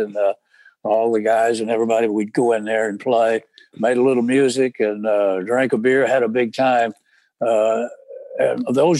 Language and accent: English; Abbott, Texas, United States; moved away; we grew up together in Abbott, Texas. The population never changed.